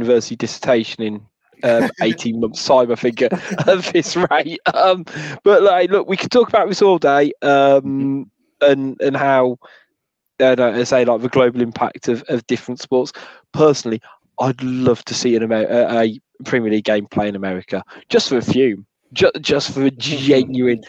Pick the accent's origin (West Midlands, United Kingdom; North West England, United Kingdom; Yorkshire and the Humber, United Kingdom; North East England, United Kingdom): West Midlands, United Kingdom; Wolverhampton; I'm from Wolverhampton